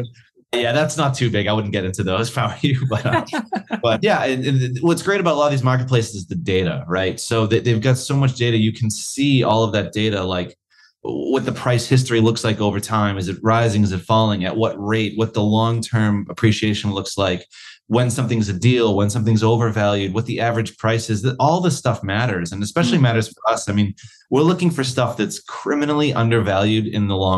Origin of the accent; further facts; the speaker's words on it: United States; now in Australia; as an American